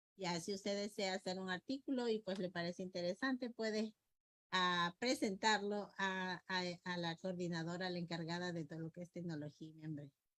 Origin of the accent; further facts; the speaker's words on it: Peru; como peruanos